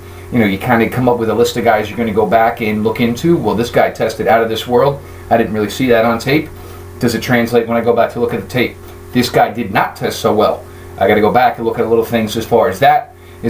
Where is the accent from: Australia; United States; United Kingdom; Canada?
United States; New Jersey; growing up in New Jersey